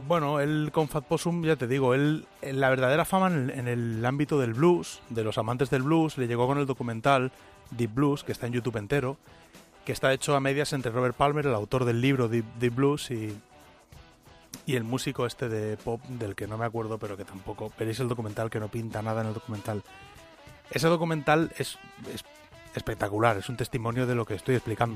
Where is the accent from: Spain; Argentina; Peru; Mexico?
Spain; somos españoles